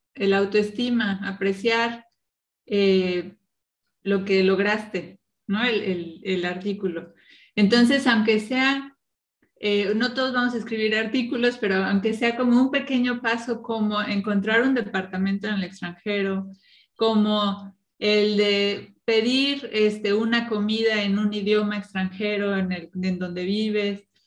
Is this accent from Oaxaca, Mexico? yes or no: no; Morelia, Michoacán, Mexico; moved away as an adult; also born or lived in Cancún / State of Mexico / Veracruz / Mexico City; now in Berlin, Germany; 15 años en, Morelia